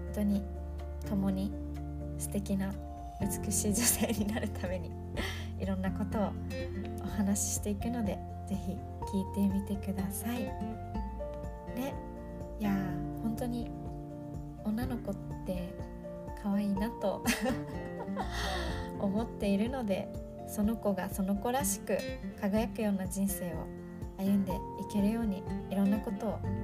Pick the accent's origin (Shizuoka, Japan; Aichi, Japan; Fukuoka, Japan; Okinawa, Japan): Okinawa, Japan; 私沖縄出身なんだけど